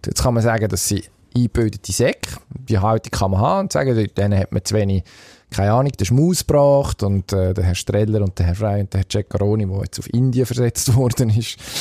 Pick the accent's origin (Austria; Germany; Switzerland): Switzerland; als Schweizer